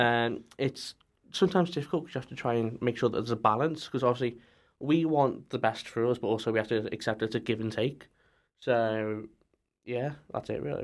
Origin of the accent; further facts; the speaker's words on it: near Liverpool, North West England, United Kingdom; I'm from The Whittle, which is near Liverpool